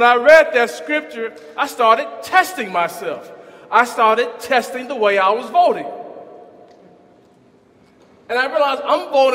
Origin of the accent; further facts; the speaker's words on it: Huntsville, Alabama, United States; also born or lived in Arkansas; as a young boy growing up in Huntsville